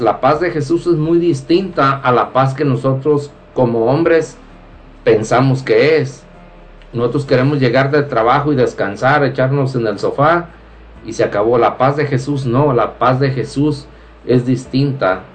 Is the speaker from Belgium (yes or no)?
no; Mexico; de los que estamos aquí, eh, somos mexicanos